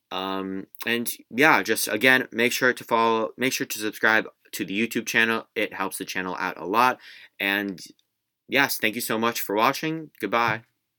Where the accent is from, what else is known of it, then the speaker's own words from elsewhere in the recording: Houston, Texas, United States; the Houston Rockets, my hometown team